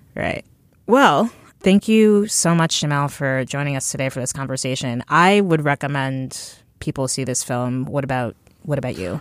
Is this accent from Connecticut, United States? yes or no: yes; New Haven County, Connecticut, United States; I grew up in the New Haven County area